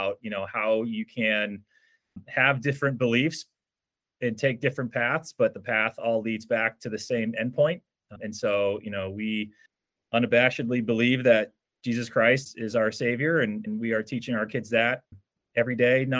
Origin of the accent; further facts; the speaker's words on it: Rhode Island, United States; moved away as an adult; also born or lived in North Carolina; now in Trumbull, Connecticut, United States; So there aren't that many of us from Rhode Island, just because that not many can fit in Rhode Island. But so lifelong New Englander